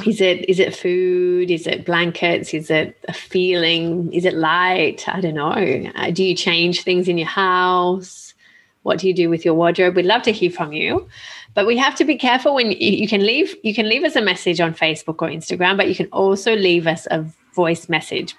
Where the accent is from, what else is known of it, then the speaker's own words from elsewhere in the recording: Australia; now in Italy; I grew up in Australia